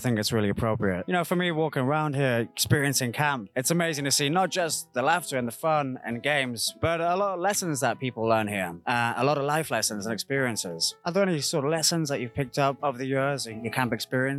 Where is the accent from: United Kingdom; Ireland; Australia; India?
United Kingdom; as a British guy. I'm a little bit of an outsider here